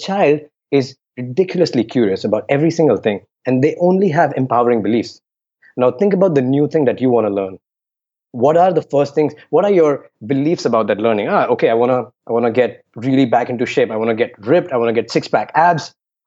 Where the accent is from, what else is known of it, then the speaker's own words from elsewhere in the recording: Delhi, India; I grew up in Delhi, which means arrogant for no reason